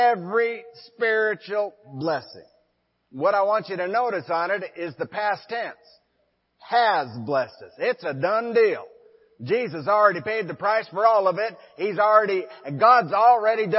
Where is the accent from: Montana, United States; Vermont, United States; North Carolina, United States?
Montana, United States; Forsyth; Liz and I were pastoring a church in my hometown of Forsyth, Montana.